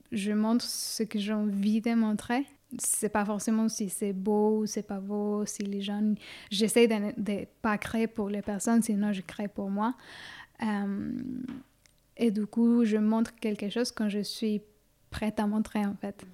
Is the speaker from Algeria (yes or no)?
no; Quito, Pichincha, Ecuador; now in Suresnes, France; Je suis née à Quito, en Équateur, en Amérique du Sud, en 1990